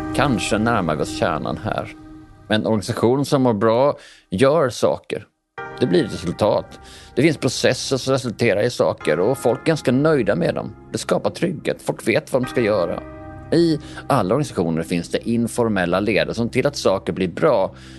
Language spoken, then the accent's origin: Swedish; Bjäre Peninsula, Skåne, Sweden; Jag är ju från Bjärehalvön